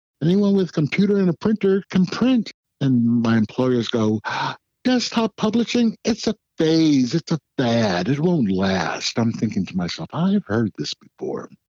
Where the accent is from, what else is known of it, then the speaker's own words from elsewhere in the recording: St. Louis, Missouri, United States; also born or lived in Belleville / Massachusetts / Texas / Alaska; I was born in Belleville, Illinois, at Scott Air Force Base. I've lived in a large triangle of Massachusetts, Texas, and Alaska, with St. Louis, Missouri being in the middle of it.